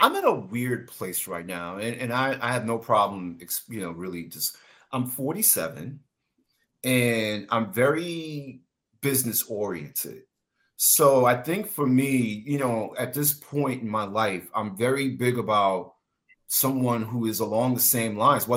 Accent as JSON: {"language": "English", "region": "New York", "country": "United States", "moved": "yes", "said": "I'm from New York"}